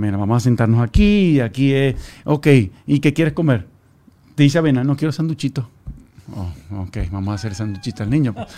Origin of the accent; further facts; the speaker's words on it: Maracaibo, Zulia, Venezuela; yo soy de Maracaibo.